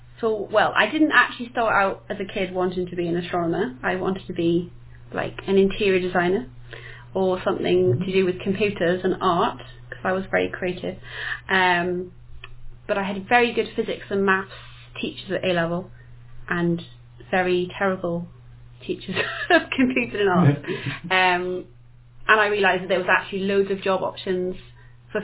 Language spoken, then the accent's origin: English; Wales, United Kingdom; now in Southampton, United Kingdom; the Welsh in me wouldn't let me say that I was from Southampton.